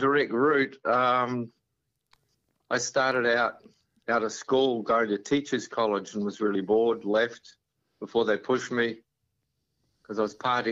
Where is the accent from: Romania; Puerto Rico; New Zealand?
New Zealand; moved away as an adult; also born or lived in Canberra / Montreal / San Francisco; now in Australia; I was from New Zealand.